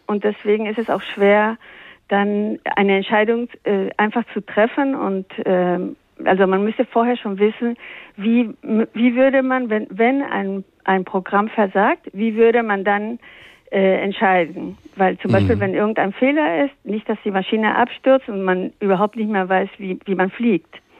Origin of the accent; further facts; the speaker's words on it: Peru; accent: Spanish; German is a second language; moved away; ich bin in Peru aufgewachsen